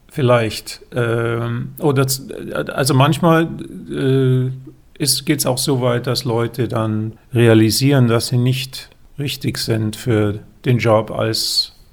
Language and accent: German; Germany; haben, haben wir das Glück als Deutsche, mit dem Pass ist eins, ist glaube ich auf Platz eins oder zwei